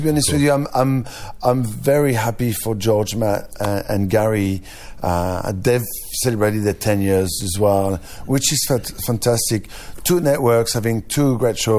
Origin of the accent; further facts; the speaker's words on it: France; accent: French; English is a second language; now in Australia; my French accent is getting stronger every year